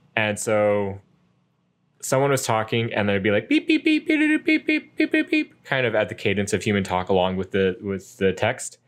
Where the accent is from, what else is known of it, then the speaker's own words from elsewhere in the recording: United States; me being an American English speaker